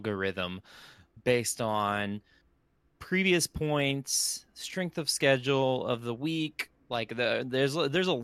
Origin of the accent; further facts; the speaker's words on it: United States; we Americans